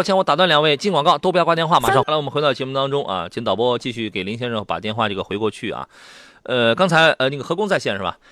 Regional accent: Qingdao, Shandong, China; 我老家青岛

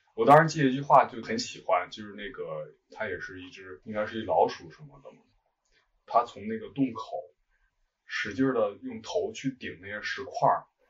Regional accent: Zhengzhou, Henan, China; also born or lived in Shunyi, Beijing; now in Beijing, China; 我是河南人，在河南郑州，现在住在顺义，北京顺义。嗯，到北京已经很多年了

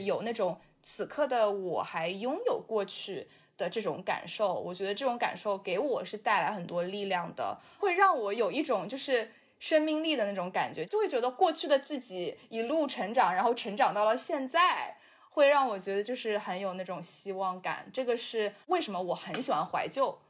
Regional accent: Shanghai, China; now in New York, United States; 把我带回到我记忆里，童年里的那个上海

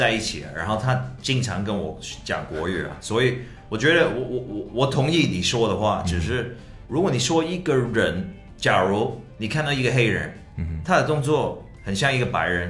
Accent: Canada; born there; 你在哪里出生？加拿大，是唯一这个事情啊。

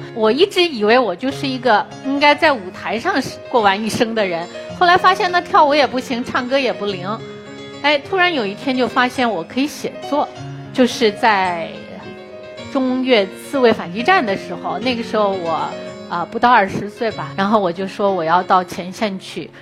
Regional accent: China; 中国在二十多年前是非常贫穷的，是世界上有名的贫穷的国家

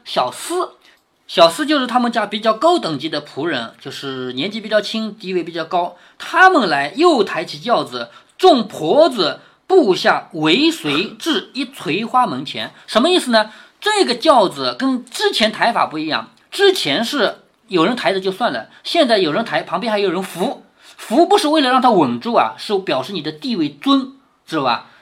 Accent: China; 我们中国人

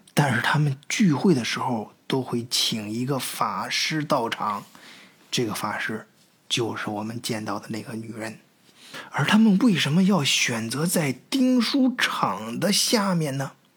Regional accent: China; moved away; also born or lived in Germany; 我们那都是，呃，从小在国内长大的

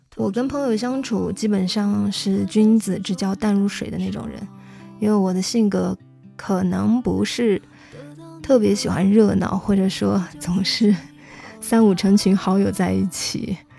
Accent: Xishuangbanna, Yunnan, China; moved away; 从小在那个地方长大的话，就是一个特别野生的一个状态吧

